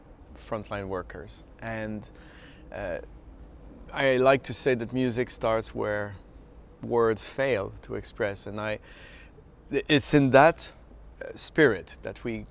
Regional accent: Canada; now in Philadelphia, United States; as a Canadian, of course I feel like an adopted Philadelphian now

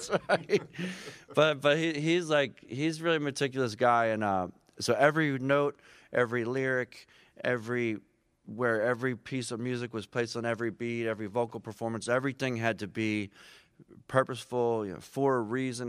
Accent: Philadelphia, Pennsylvania, United States; moved away; also born or lived in Boston; I grew up on Second and Pine, so right down by, uh, South Street

